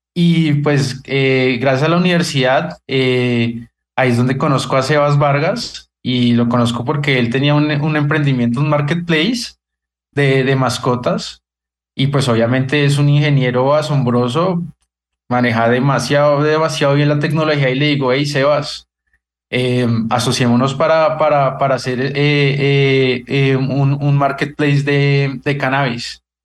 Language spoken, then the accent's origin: Spanish; Colombia; nosotros deberíamos como, como colombianos